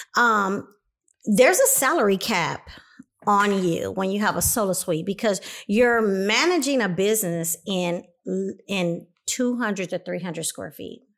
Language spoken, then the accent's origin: English; Compton, California, United States; moved away as an adult; also born or lived in Los Angeles, California; now in Inland Empire, United States; I came from Los Angeles, California, by way of Compton, 'cause I did my first part of life in Compton, California